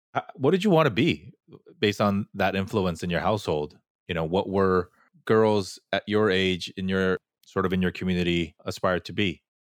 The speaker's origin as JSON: {"language": "English", "town": "Fullerton", "region": "California", "country": "United States", "tie": "born or raised there", "also_born_or_lived": "New York City", "moved": "yes", "said": "I grew up in Fullerton, which is probably the most Korean place outside of Korea"}